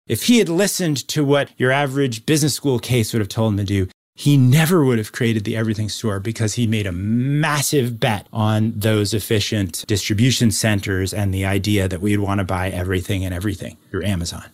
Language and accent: English; New York City, New York, United States; the street I grew up on in New York City